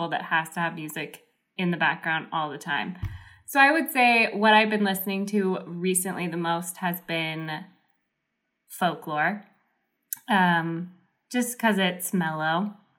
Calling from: Spokane, Washington, United States; I'm live from Spokane, Washington.

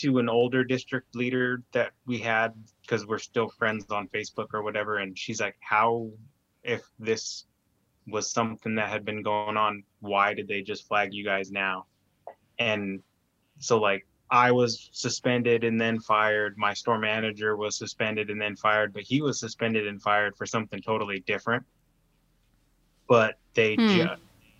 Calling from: Roseburg, Oregon, United States; Oregon. Roseburg

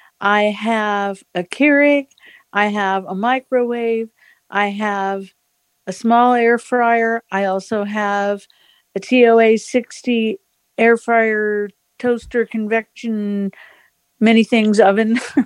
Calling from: Phoenix, Arizona, United States; I'm in Phoenix, Arizona.

